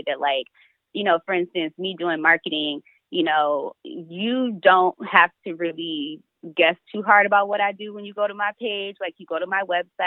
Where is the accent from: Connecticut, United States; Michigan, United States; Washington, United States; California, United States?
Michigan, United States; Detroit; I'm from Detroit